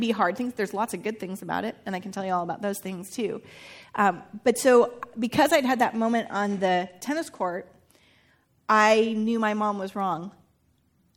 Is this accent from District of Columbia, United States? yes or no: no; Northern California, United States; I grew up near the Redwoods, and I grew up in Northern California